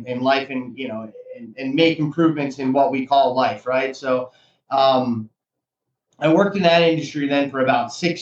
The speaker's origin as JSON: {"language": "English", "area": "Monmouth County", "region": "New Jersey", "country": "United States", "tie": "born or raised there", "moved": "yes", "lives_now": "Sarasota, United States", "said": "I grew up in Monmouth County, New Jersey, a town that was about a 45-minute train ride away from New York City"}